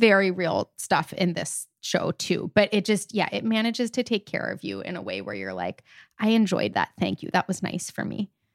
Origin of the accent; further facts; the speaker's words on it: Wilmington, United States; moved away; Wilmington. You know, my hometown